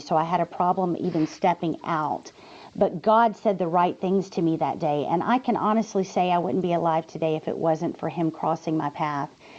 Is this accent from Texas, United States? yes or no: yes; Texas, United States; I'm from Texas